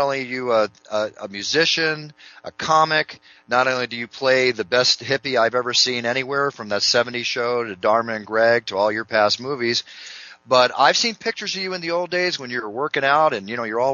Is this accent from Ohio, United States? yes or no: no; Malibu, California, United States; I grew up in Malibu